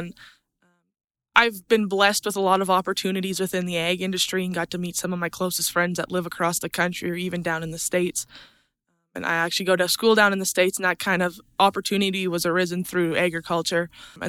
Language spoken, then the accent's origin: English; Hays, Alberta, Canada; I'm from Hayes, Alberta. I'm a third-generation rancher. I've grown up on my family's purebred Angus operation